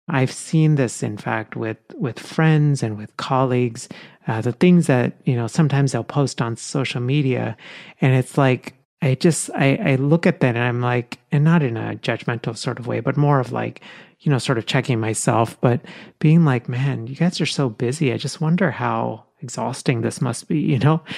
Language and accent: English; India; now in United States; I was born in India, but, you know, so I have my Indian passport, but I'm also a U S citizen